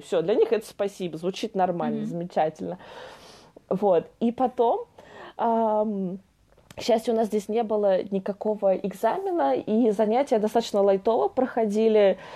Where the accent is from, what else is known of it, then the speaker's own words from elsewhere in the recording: Russia; moved away as an adult; also born or lived in France; из России